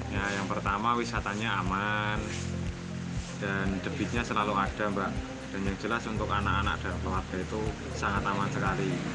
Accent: Kulon Progo, Special Region of Yogyakarta, Indonesia; Saya asalnya dari Nanggulan Klonrogo

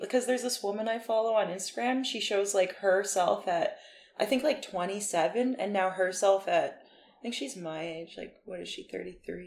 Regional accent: Peace River, Alberta, Canada; moved away as an adult; now in Vancouver, Canada; I'm from Peace River, Alberta

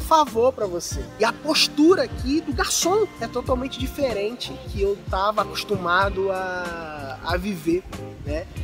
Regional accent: Rio de Janeiro, Brazil; no Rio de Janeiro, por exemplo, onde eu, de onde eu sou

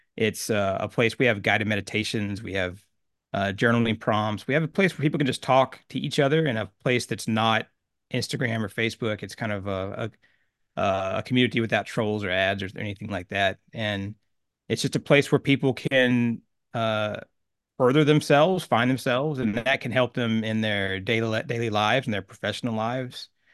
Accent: Oklahoma, United States; I grew up in Oklahoma, a small town, about eight thousand people

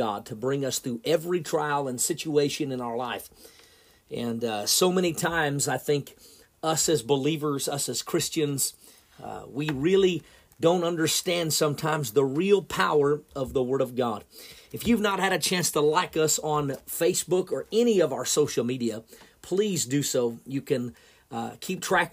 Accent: Oklahoma, United States; moved away as an adult; now in Missouri, United States; I grew up in Oklahoma all of my life. I lived there my whole entire life until I got married and moved to Missouri

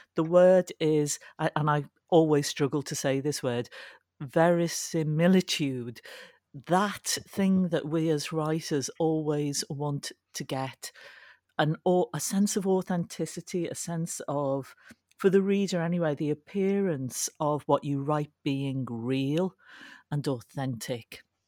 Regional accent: Liverpool, North West England, United Kingdom; I was brought up in Liverpool.

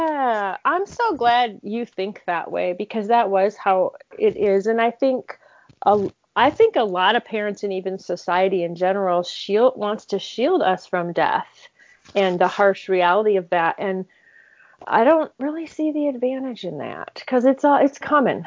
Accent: Michigan, United States; I grew up in Michigan in a home where my father was a medical examiner

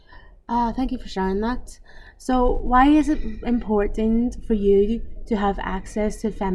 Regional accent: Ireland; now in Brussels, Belgium; I'm also a feminist based in Brussels, but from Ireland, if you can't tell by my accent.

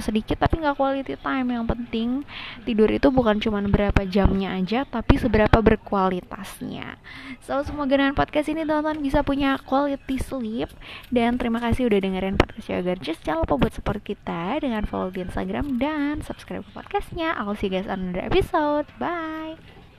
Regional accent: Indonesia; kita ya, orang Indo

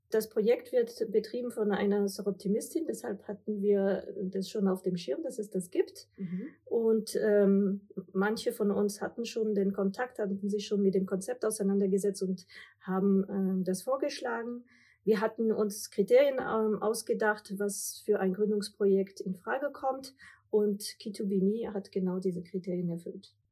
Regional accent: France; now in Germany; Ich bin Französin, Mutter von zwei Kindern, Unternehmerin und Investorin.

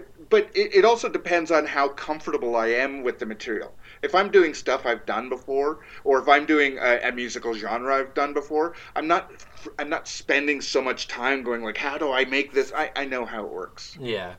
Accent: Toronto, Ontario, Canada; We're from Toronto, so why do they care?

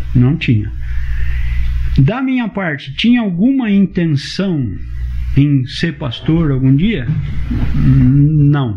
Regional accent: Rolândia, Paraná, Brazil; moved away as an adult; also born or lived in São Paulo; eu tô voltando pra minha terra

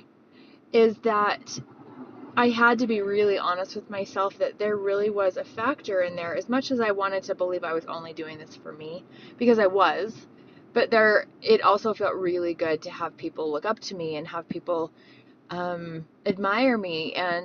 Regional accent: Davis County, Utah, United States; Davis County. That's where I grew up, and these are my home trails

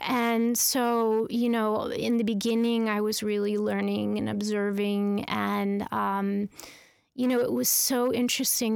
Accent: Carnation, Washington, United States; I grew up in Carnation, Washington, which is a very small farm town outside of, uh, Seattle, Washington.

